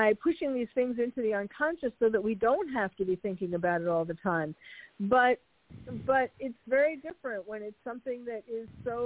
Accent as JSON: {"language": "English", "town": "New York City", "region": "New York", "country": "United States", "tie": "born or raised there", "moved": "as an adult", "lives_now": "California, United States", "said": "I'm a New Yorker born and bred."}